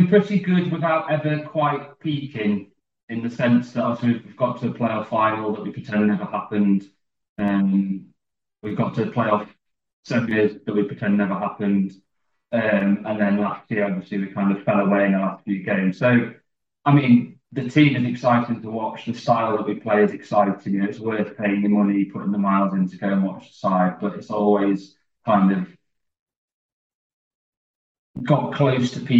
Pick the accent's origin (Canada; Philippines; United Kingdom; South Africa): United Kingdom; York, Yorkshire and the Humber; also born or lived in Oxford; now in Derby, United Kingdom; I was born in Oxford. We moved up to York when I was 18 months or so.